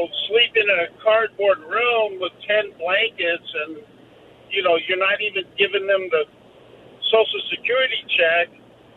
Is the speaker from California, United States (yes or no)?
yes; Sacramento, California, United States; Sacramento, California.